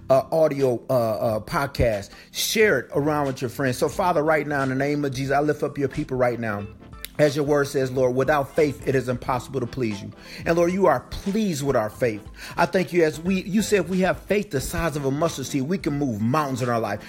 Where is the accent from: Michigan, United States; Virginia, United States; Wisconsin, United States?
Michigan, United States; Flint; born and raised in Flint, Michigan